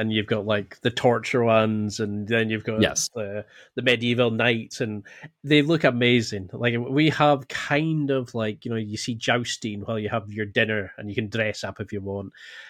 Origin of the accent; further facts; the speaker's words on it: Scotland, United Kingdom; Jeez, I'm Scottish through and through.